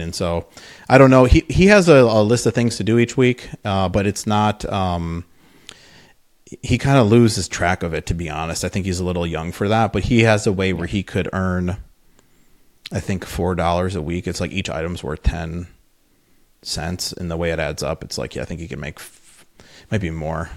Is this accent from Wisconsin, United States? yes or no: yes; Wisconsin, United States; moved away as an adult; also born or lived in Madison, Wisconsin / Minnesota; I'm from Wisconsin